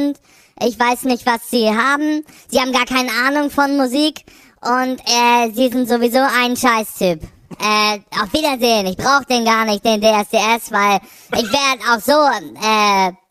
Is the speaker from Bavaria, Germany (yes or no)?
yes; Zellbeutenreuth, Bavaria, Germany; ich komme äh, aus Zellbeutenreuth, das ist in der Nähe von Schießhaus.